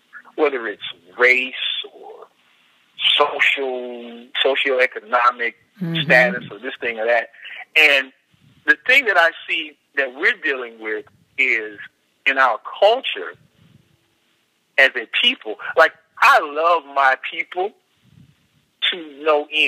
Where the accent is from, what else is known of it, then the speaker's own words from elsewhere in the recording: Mississippi, United States; moved away as an adult; now in California, United States; my experience being born in Mississippi